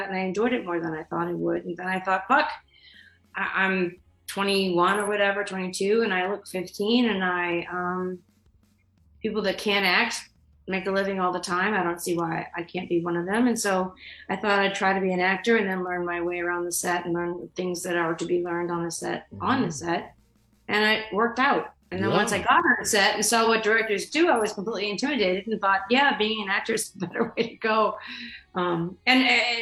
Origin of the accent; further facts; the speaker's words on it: Boston, Massachusetts, United States; I'm from Boston.